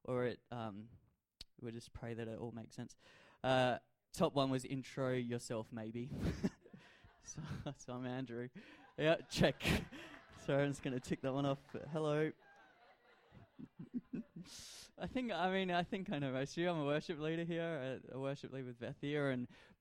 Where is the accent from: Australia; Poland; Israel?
Australia; Adelaide, South Australia; I grew up in Adelaide and I support the Adelaide Crows